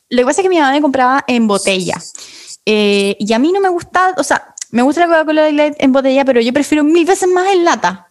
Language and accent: Spanish; Chile; nací en Chile